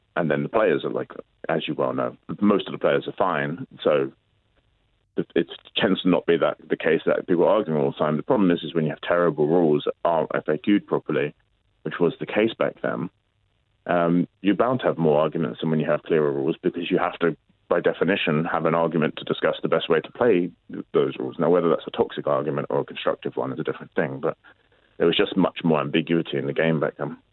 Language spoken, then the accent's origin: English; London, United Kingdom; I grew up in London